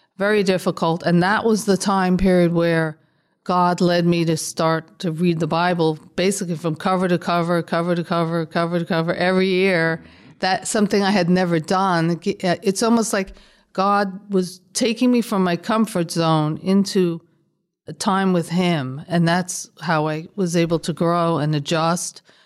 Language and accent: English; New York City, New York, United States; moved away as an adult; also born or lived in Long Island / California; I grew up in the South Bronx.